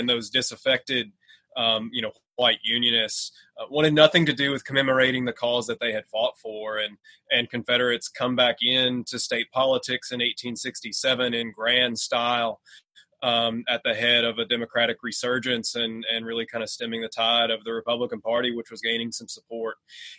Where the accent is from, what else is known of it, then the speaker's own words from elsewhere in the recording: Trigg County, Western Kentucky, United States; I grew up in Trigg County